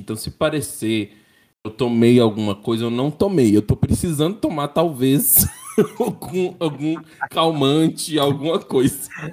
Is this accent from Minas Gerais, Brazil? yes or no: yes; Teófilo Otoni, Minas Gerais, Brazil; Nasci em Teoflotone, Minas Gerais